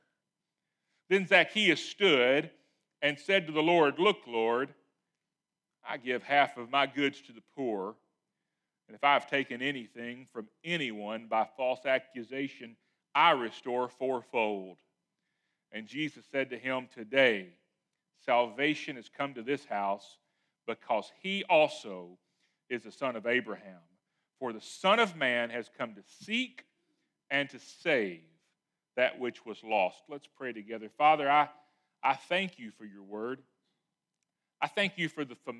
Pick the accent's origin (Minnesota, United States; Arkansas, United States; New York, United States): Arkansas, United States; Lewisville; I was from Louisville, Arkansas